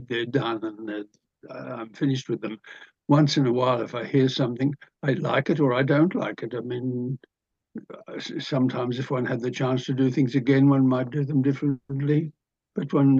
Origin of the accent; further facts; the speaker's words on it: Sydney, New South Wales, Australia; moved away as an adult; I was born just on top of the beach at Tamarama, which is between Bondi and Bronte. And so one was constantly in the water